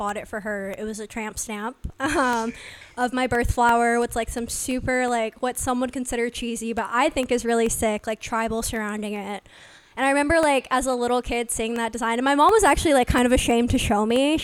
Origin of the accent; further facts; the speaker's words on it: Los Angeles, California, United States; I'm an Aquarius from Los Angeles